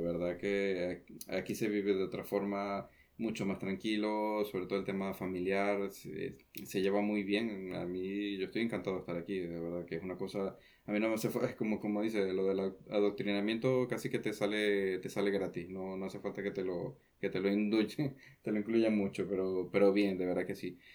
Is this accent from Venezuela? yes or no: yes; Venezuela; accent: Venezuelan; moved away as an adult; now in Santa Cruz de Tenerife, Spain; en realidad soy venezolano